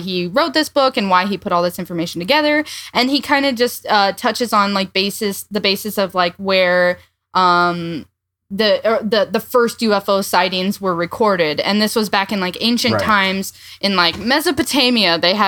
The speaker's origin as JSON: {"language": "English", "region": "southwest Iowa", "country": "United States", "tie": "born or raised there", "said": "I grew up in the Southwest"}